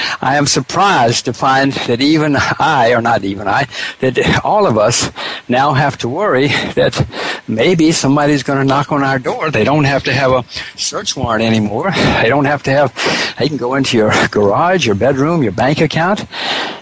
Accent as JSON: {"language": "English", "country": "United States", "moved": "yes", "lives_now": "Singapore", "said": "I am an American citizen"}